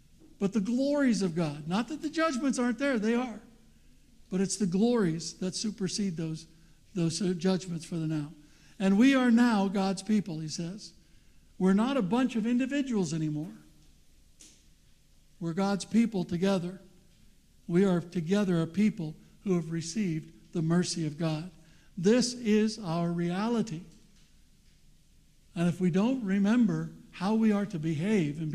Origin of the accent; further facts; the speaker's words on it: United States; I'm not an American, although I was born there